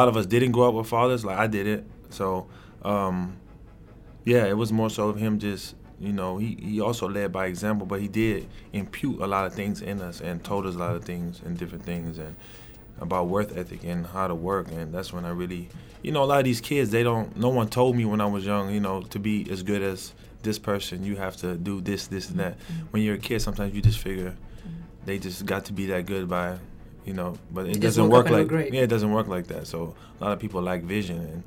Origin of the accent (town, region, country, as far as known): Los Angeles, California, United States; born or raised there; moved away as an adult; also born or lived in Amsterdam, Netherlands / the South, United States